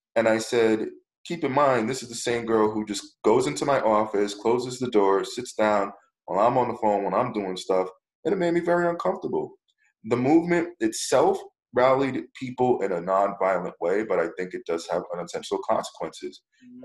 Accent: United States; I'm proud of being American

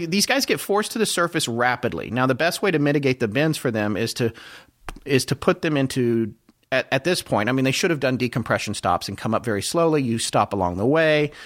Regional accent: United States; as an American

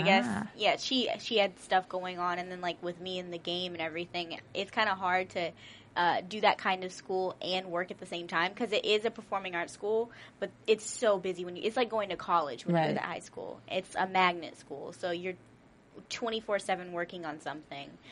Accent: Pearland, Texas, United States; now in Los Angeles, United States; I'm actually from a little bitty town outside of Houston called Pearland, Texas

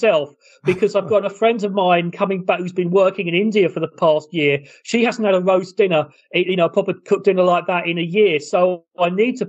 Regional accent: England, United Kingdom

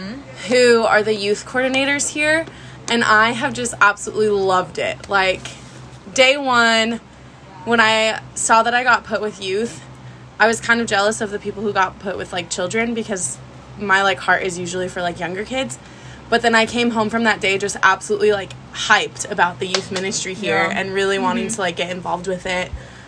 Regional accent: California, United States; I'm from California.

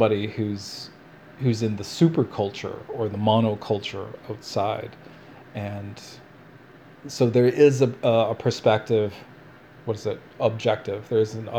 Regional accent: Canada; also born or lived in Vancouver; Canadians are racist

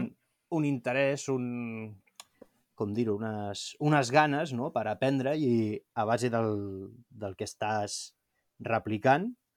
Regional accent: Montgat, Catalonia, Spain; soc de Montgat

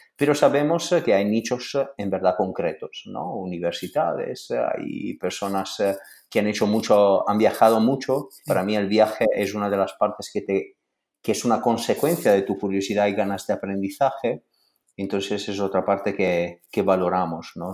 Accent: Italy; siendo italiano

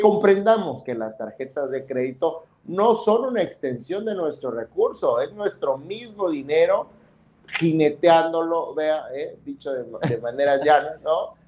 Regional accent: Tonalá, Chiapas, Mexico; born or raised there

